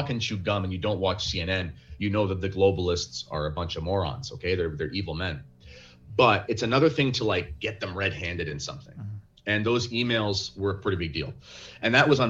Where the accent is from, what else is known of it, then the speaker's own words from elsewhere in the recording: Canada; I was very edified as a Canadian Catholic